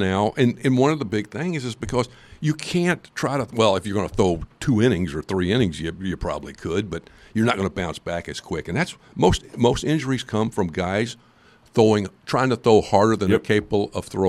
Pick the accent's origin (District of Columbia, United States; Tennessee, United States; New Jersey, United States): Tennessee, United States; Memphis; We grew up together in Memphis, Tennessee, North Memphis, and we graduated in 1968.